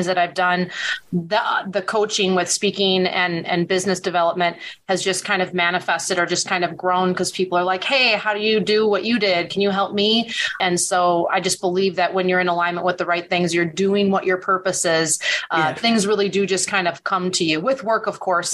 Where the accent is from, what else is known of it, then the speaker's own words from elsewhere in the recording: Wisconsin, United States; my hometown here in Wisconsin.